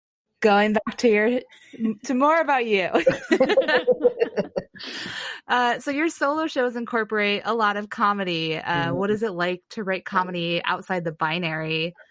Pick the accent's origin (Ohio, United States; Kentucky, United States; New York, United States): Ohio, United States; moved away; See, Ohio, I'm also adopted Korean.